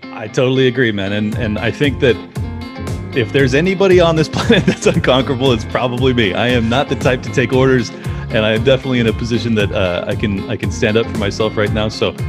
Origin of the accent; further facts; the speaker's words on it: Chicago, Illinois, United States; I'm from Chicago, and so there's a lot of crime history in my neck of the woods